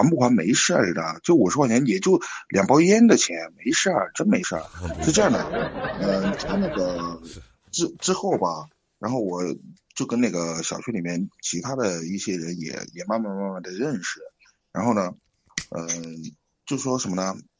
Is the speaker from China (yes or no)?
yes; Chengdu, Sichuan, China; 我那个成都，